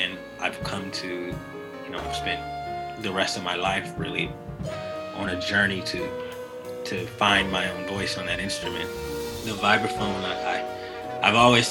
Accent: Chicago, Illinois, United States; from Chicago, born and raised south side of Chicago

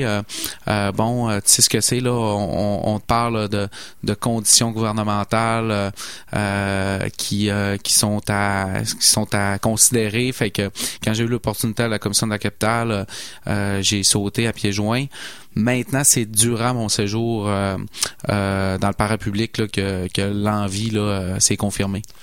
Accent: Saguenay, Quebec, Canada; moved away as an adult; mon accent me trahit. Hein. je suis originaire de Saguenay

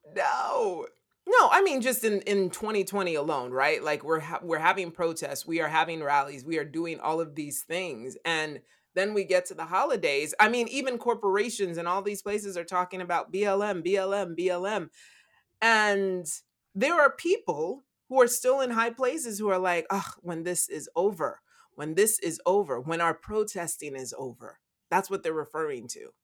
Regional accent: United States; all of us born and raised in the United States of America

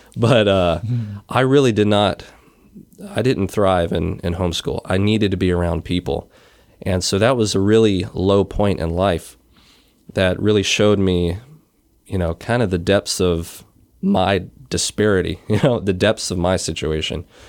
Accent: Wilmington, North Carolina, United States; moved away; also born or lived in Iowa; I was born and raised in Wilmington, North Carolina

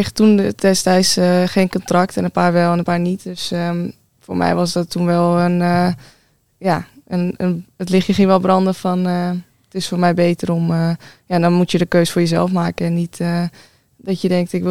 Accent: Amsterdam, North Holland, Netherlands; Nee, ik kom uit Amsterdam.

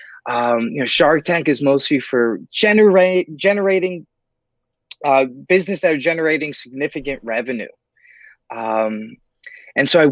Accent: New York City, New York, United States; I'm born and raised in New York City

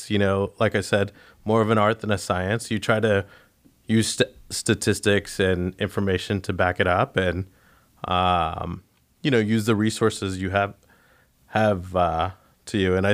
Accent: California, United States; you know we come from California where uh, you know parts of Los Angeles start at three percent cash flow

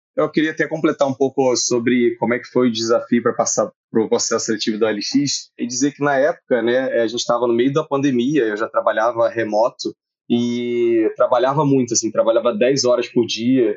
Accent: Nova Iguaçu, Rio de Janeiro, Brazil; eu também sou do Rio, esqueci de falar isso, e eu sou da Baixada Fluminense, nasci em Nova Iguaçu

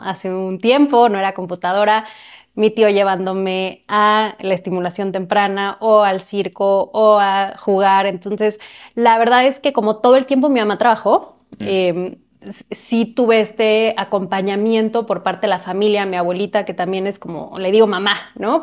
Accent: Cuernavaca, Morelos, Mexico; yo nací en una ciudad muy cerca de Ciudad de México que se llama Cuernavaca

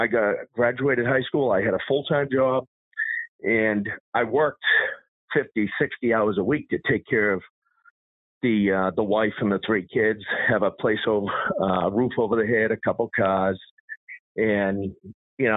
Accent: Massachusetts, United States; I grew up in Massachusetts

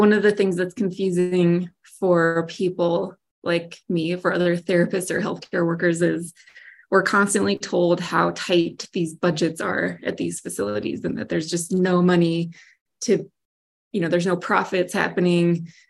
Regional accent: United States

